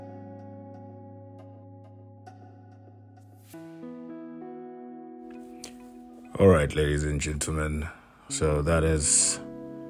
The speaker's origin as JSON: {"language": "English", "country": "South Africa"}